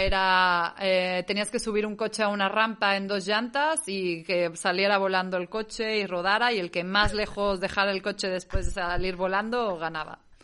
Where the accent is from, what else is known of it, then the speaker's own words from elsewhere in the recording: Mexico; moved away as an adult; also born or lived in Catalonia, Spain; now in Spain; Me salí de México desde los 18, 19, tan pronto pude